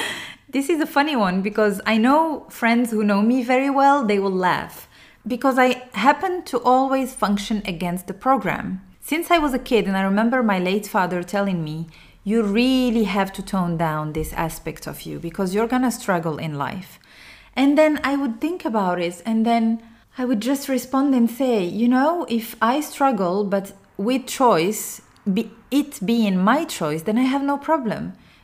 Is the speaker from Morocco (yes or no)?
yes; Morocco; English is a second language; even if I'm Arabic and I come from Morocco and I'm a Muslim